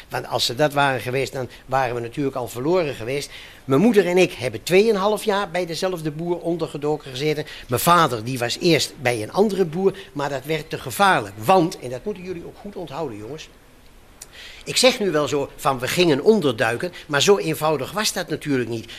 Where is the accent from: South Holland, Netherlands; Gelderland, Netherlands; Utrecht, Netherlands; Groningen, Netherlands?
Gelderland, Netherlands; Varsseveld; Ik kom uit Varsseveld en daar kende bijna iedereen, kende, kende elkaar daar en ze, en ze wisten wel wie je was